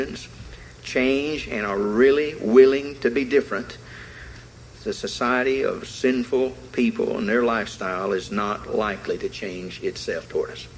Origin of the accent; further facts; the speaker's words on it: the South, United States; Being a Southerner